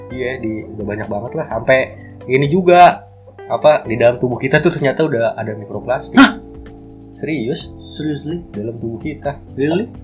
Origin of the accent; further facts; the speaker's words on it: Bekasi, West Java, Indonesia; kita orang Bekasi